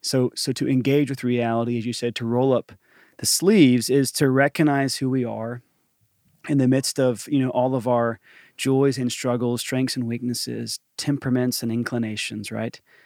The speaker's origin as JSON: {"language": "English", "town": "Johnson City", "region": "Tennessee", "country": "United States", "tie": "born or raised there", "also_born_or_lived": "Atlanta, Georgia / Nashville, Tennessee", "accent": "Southern", "moved": "yes"}